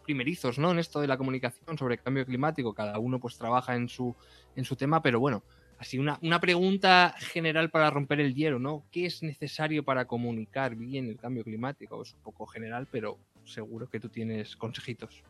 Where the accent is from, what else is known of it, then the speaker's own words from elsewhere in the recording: Castilla-La Mancha, Spain; yo, que soy de La Mancha y he vivido con molinos toda mi vida